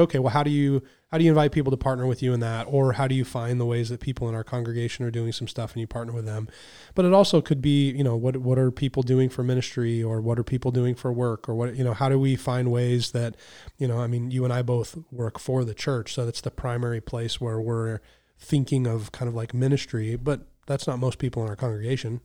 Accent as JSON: {"language": "English", "country": "United States"}